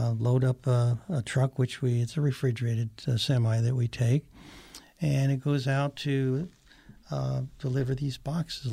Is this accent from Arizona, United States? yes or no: yes; Patagonia, Arizona, United States; my hometown, which is Patagonia, Arizona